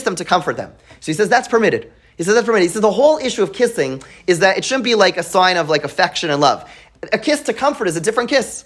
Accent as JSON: {"language": "English", "town": "Montreal", "region": "Quebec", "country": "Canada", "tie": "born or raised there", "moved": "yes", "lives_now": "United States", "said": "I grew up in Montreal"}